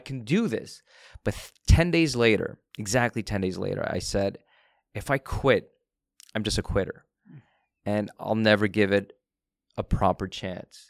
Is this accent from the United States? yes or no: no; Canada; I was born in Canada.